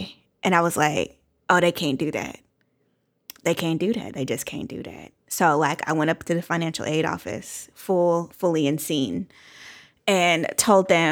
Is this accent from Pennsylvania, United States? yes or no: no; California, United States; I grew up in California, went to high school, middle school in California.